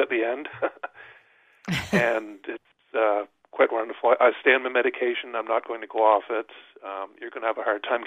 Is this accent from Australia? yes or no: no; New Brunswick, Canada; I grew up in New Brunswick in a small town